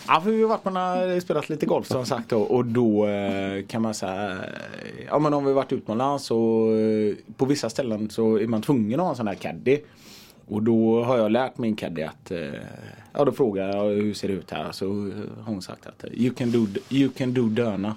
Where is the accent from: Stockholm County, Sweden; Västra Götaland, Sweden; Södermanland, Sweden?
Västra Götaland, Sweden; Gothenburg; jag är från Biskopsgården